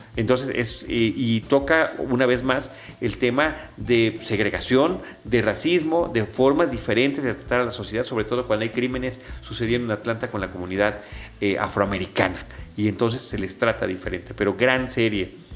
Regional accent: Mexico; uno como mexicano, mexica

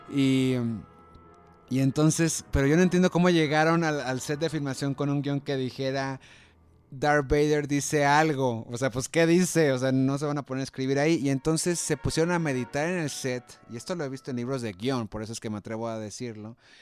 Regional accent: Monterrey, Nuevo León, Mexico; como buen regio

